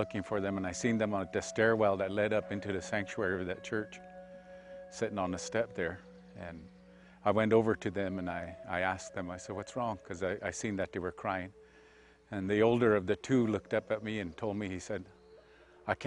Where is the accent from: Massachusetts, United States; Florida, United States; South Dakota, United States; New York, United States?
South Dakota, United States; Pine Ridge Indian Reservation; I was born and raised on the Pine Ridge Indian Reservation, and lived a good deal of my life here